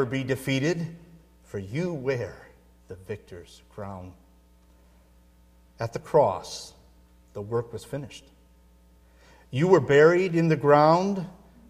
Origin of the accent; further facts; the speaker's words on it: Midwest, United States; moved away; I grew up in the Midwest